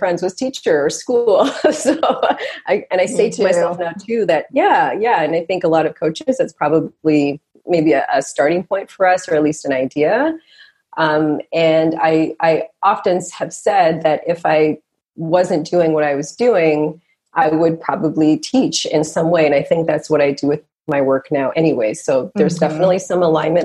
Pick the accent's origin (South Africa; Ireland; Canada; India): Canada; Toronto, Ontario; also born or lived in Montreal; I'm a Canadian girl, born and raised here in Canada, born in Montreal, grew up in Toronto